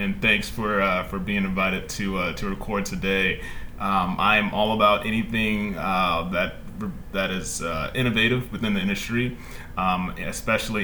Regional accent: Fayetteville, Georgia, United States; I'm from Fayetteville, Georgia. It's a small town just about 20 minutes south of the city

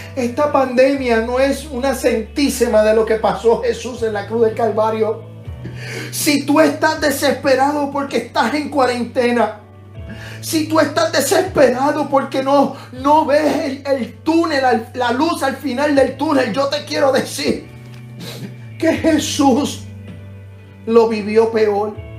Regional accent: Puerto Rico; mi país, Puerto Rico

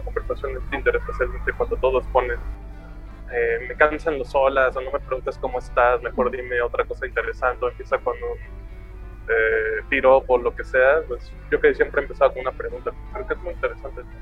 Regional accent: Mexico City, Mexico; De lo que antes se llamaba el Distrito Federal. Ahora la CDMX, la Ciudad de México, la capital.

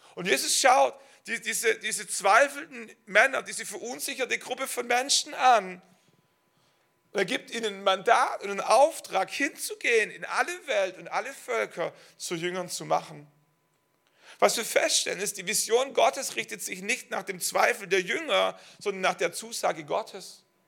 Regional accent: Schwäbisch Hall, Baden-Württemberg, Germany; moved away as an adult; Schwäbisch Hall ist meine Heimatstadt. Ähm, wir wurden dort gesegnet, wir sind dort groß geworden

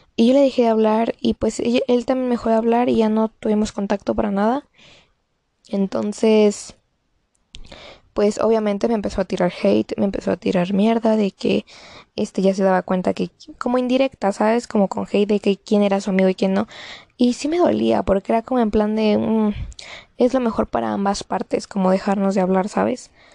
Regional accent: Mexico; yo soy mexicana

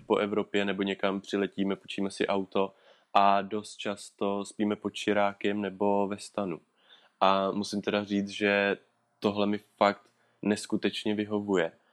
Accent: Orlické hory, Hradec Králové Region, Czechia; v Orlických horách, odkud, odkud pocházím

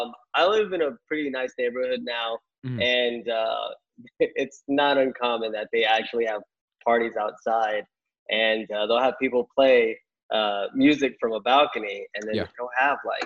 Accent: Las Vegas, Nevada, United States; moved away as an adult; also born or lived in Anaheim, California; now in Florida, United States; I'm originally from Anaheim, California. But growing up, we went back and forth from Vegas to California a lot

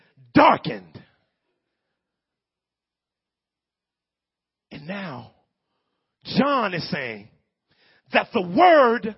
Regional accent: Northeast United States, United States; I'm from the Northeast. Most of us in here from the Northeast United States

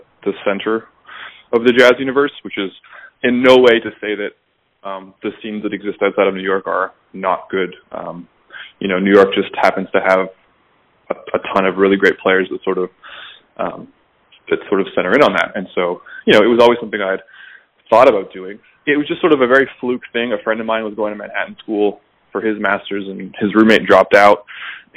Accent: Toronto, Ontario, Canada; moved away as an adult; also born or lived in Brooklyn; born and raised here.

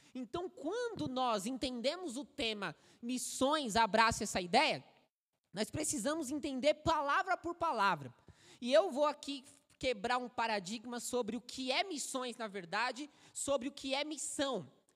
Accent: São Paulo, Brazil; Sou paulistano, Nasci em São Paulo

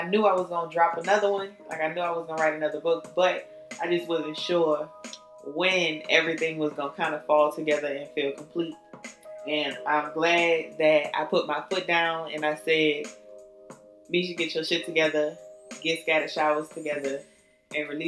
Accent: New Orleans, Louisiana, United States; I'm from New Orleans

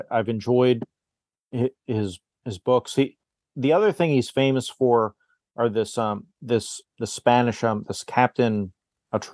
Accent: Pennsylvania, United States; I grew up in Pennsylvania and there was a Amish, like a market

